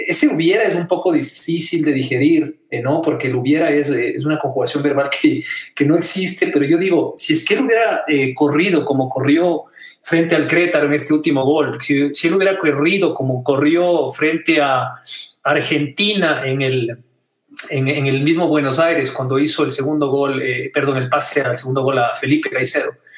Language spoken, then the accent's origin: Spanish; Ecuador; como ciudadano ecuatoriano, como deportista